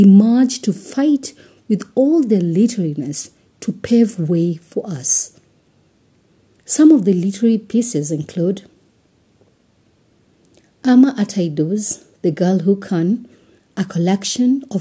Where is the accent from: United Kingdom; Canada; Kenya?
Kenya; I am uniquely Kenyan and relevantly African